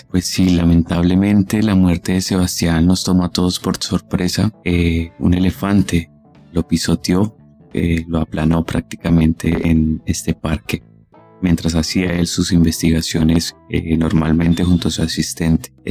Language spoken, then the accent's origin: Spanish; Colombia